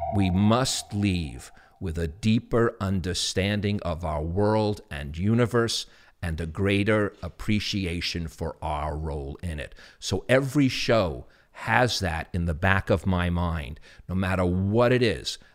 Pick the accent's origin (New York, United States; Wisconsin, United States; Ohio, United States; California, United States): New York, United States; New York City; accent: New York; my New York accent